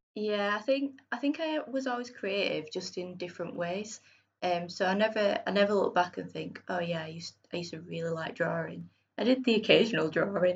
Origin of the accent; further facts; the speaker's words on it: Bradford, Yorkshire and the Humber, United Kingdom; moved away as an adult; also born or lived in Sheffield; now in Leeds, United Kingdom; I'm from Bradford originally, and then I went to university in Sheffield